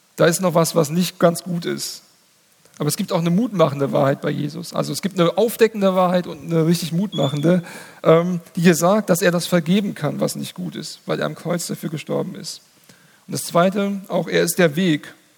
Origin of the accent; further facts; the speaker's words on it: Hesse, Germany; in meinem Heimatdorf. Da gab es den größten Waldbrand, ähm, ich glaube, in der Geschichte Hessens